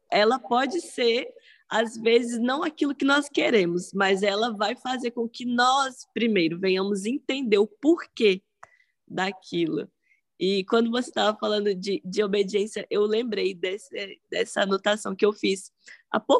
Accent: Salvador, Bahia, Brazil; Eu sou daqui do Brasil, sou de Salvador, ah, Bahia.

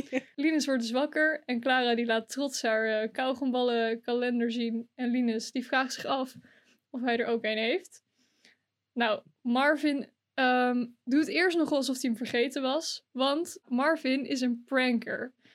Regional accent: Drenthe, Netherlands; dat ik uit Rente kom

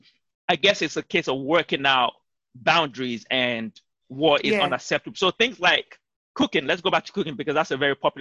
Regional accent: Nigeria; we are both Nigerians and we grew up in African homes

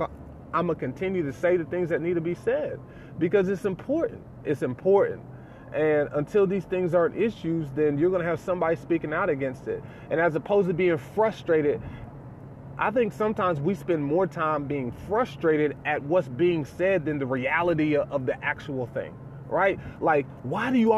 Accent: the South, United States; my dad is a pastor, and we're from the South

